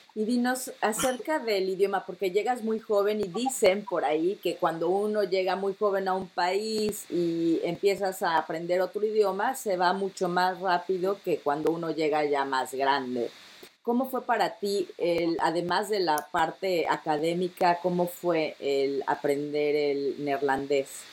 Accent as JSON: {"language": "Spanish", "region": "Mexico City", "country": "Mexico", "moved": "yes", "lives_now": "Netherlands", "said": "soy de la capital, yo soy de la Ciudad de México"}